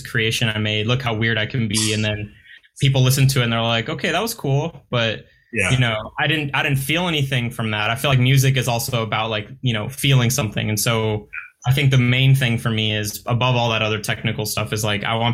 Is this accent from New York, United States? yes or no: no; Long Beach, California, United States; I grew up in Long Beach and that's where I live now.